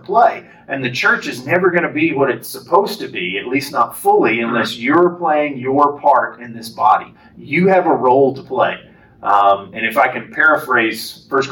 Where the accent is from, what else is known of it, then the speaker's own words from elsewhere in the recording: Lubbock, Texas, United States; moved away as an adult; now in Lufkin, United States; I was raised in Lubbock and the Lubbock area.